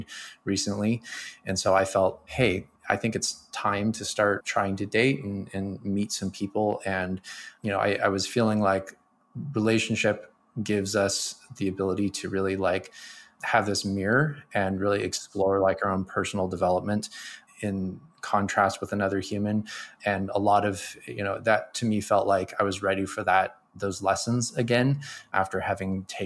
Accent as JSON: {"language": "English", "country": "United States", "tie": "born or raised there", "said": "I'm a American male raised in the 80s"}